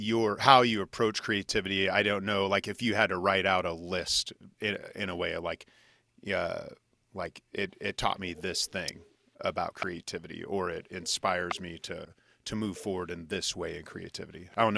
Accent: Junction City, Kansas, United States; I grew up in Junction City, Kansas.

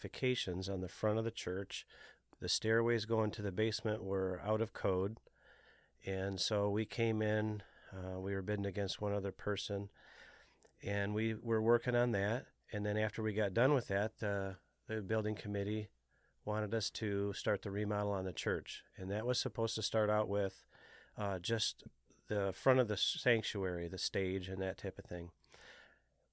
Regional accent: Alpena, Michigan, United States; I grew up in Alpena, Michigan, up towards the Mackinac Bridge

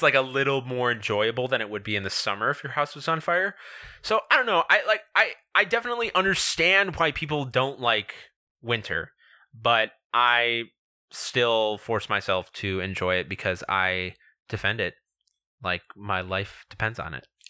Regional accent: Illinois, United States; we're both from the Midwest, we're both from Illinois

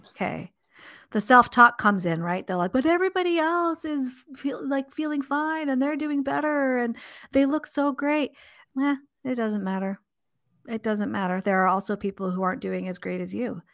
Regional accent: Southern California, United States; I grew up in Southern California.

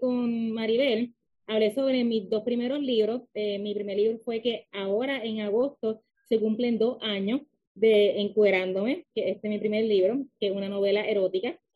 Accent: Lajas, Puerto Rico; also born or lived in Mayagüez, Puerto Rico; now in San Juan, Puerto Rico; nací en Mayagüez, soy de Laja, Puerto Rico, pero vivo actualmente en San Juan.

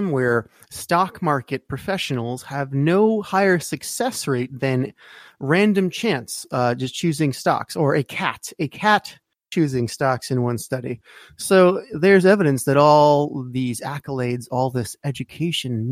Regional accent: New York, United States; being a New Yorker myself. Not in the city, but I mean, I have lived in the city

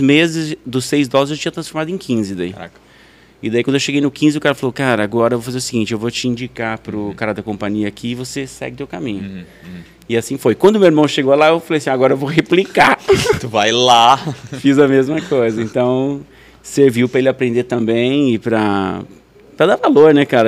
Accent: Faxinal, Brazil; moved away as an adult; also born or lived in Hyannis Port, Massachusetts, United States; com 18 anos, eu saí de Faxinal

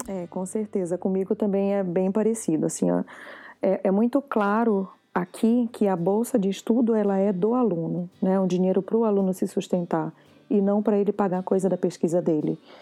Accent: Brazil; moved away as an adult; now in Canada; eu sou brasileira

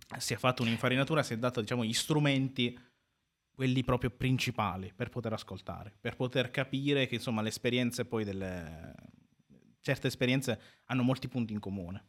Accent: Carpi, Emilia-Romagna, Italy; in quanto nato comunque qua a Carpi, quindi eh, modenese di provincia, però i miei genitori sono, sono siciliani

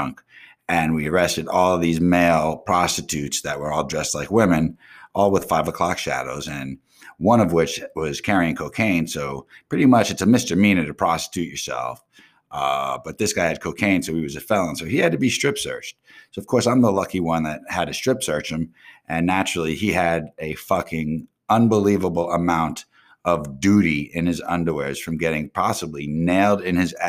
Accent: Pompano Beach, Florida, United States; also born or lived in Coral Springs, Florida; I'm really from Pompano Beach

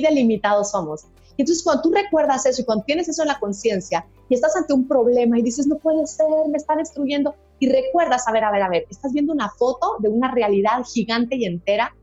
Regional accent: Guatemala; a las guatemaltecas nos dicen chapines

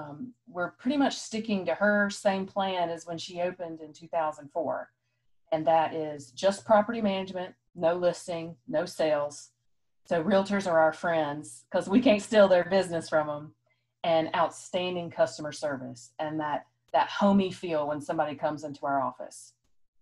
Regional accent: Rock Hill, South Carolina, United States; also born or lived in Columbia, South Carolina; now in Fort Mill, United States; move back to my hometown of Rock Hill

